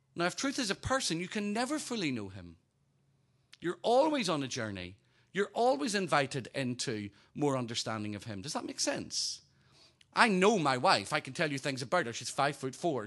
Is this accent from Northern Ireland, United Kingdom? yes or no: yes; Northern Ireland, United Kingdom; also born or lived in Hampshire Berkshire border; now in Hampshire, United Kingdom; Originally from Northern Ireland